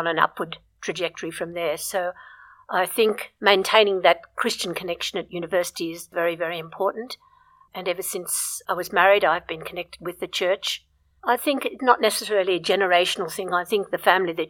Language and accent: English; Brisbane, Queensland, Australia; when I was growing up in Brisbane